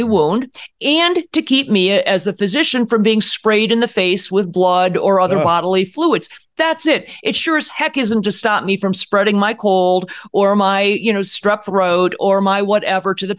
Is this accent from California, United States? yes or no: no; Cleveland, Ohio, United States; I'm from Cleveland.